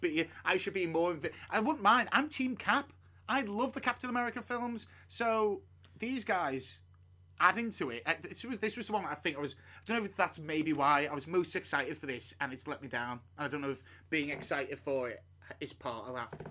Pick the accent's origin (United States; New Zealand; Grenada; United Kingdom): United Kingdom; as a British person